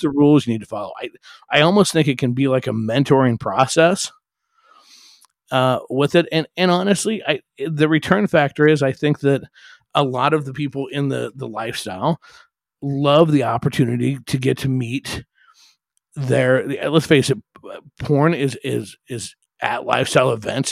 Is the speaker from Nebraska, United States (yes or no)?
yes; Omaha, Nebraska, United States; I grew up in Omaha